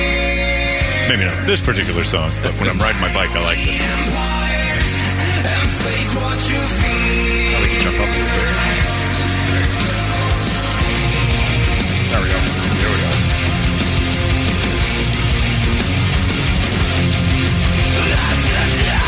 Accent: Philadelphia, Pennsylvania, United States; I'm from Philly

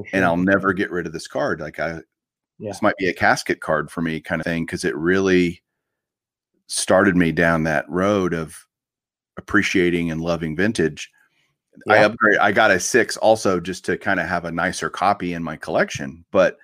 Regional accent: Fort Worth, Texas, United States; where I grew up here in Fort Worth

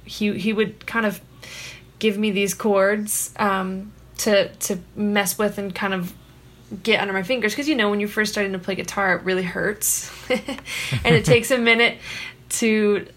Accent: Costa Mesa, California, United States; also born or lived in Escondido, California; I was born in Escondido, California, and then moved to Orange County, where I spent the bulk of my childhood in the suburbs in a place called Costa Mesa

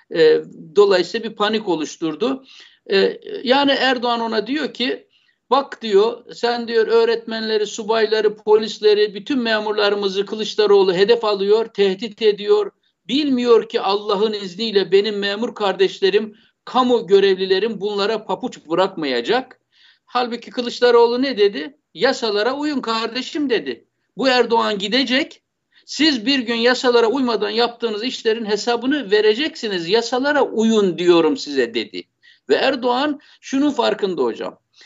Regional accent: Black Sea Region, Turkey; ben bir Karadenizli olarak

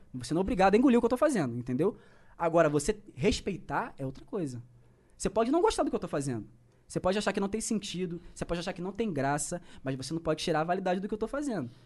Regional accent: Baixada Fluminense, Rio de Janeiro, Brazil; accent: carioca; eu sou da Baixada Fluminense

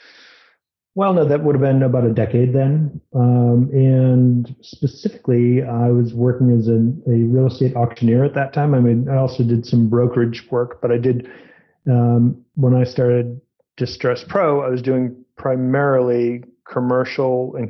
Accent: New England, Massachusetts, United States; I'm from Massachusetts and grew up in New England.

